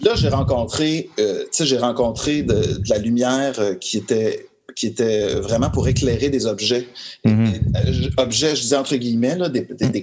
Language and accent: French; Montreal, Quebec, Canada; je suis né à Montréal. je euh, suis un pur Montréalais